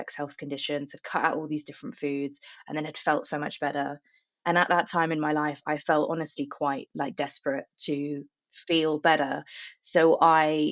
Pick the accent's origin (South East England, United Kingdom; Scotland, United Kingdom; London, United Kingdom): South East England, United Kingdom; Buckinghamshire; moved away as an adult; I'm from Buckinghamshire, in a very like rural part of the country